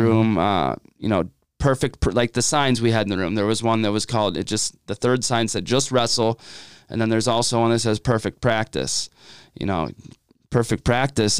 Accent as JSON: {"language": "English", "town": "Madison", "region": "Ohio", "country": "United States", "said": "I am from Madison, Ohio"}